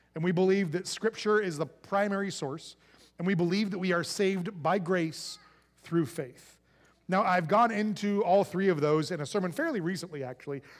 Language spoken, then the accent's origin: English; United States; being an American